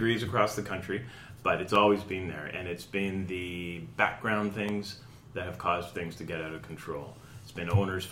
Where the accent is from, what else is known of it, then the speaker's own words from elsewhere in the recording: Canada; I'm born and raised in Canada.